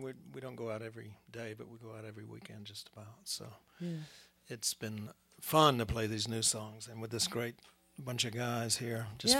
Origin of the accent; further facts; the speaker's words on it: Jesup, Georgia, United States; now in Athens, United States; Yeah, I grew up in South Georgia down near Savannah and Jessup. So, but I moved up to Athens pretty quick.